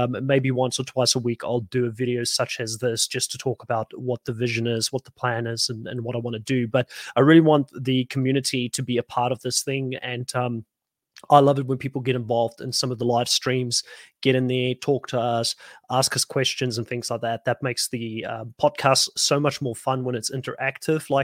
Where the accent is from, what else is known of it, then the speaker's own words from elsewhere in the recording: South Africa; now in Australia; I'm from South Africa originally